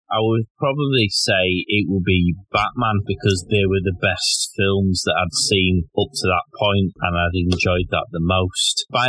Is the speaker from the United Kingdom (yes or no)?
yes; United Kingdom; as a Brit